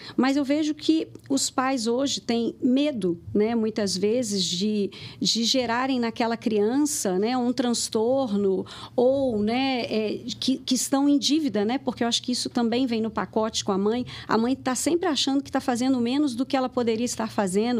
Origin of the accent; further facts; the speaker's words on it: Rio de Janeiro, Brazil; moved away as an adult; now in Lagoa Santa, Brazil; eu sou carioca e eu vim para Minas, hoje eu moro em Lagoa Santa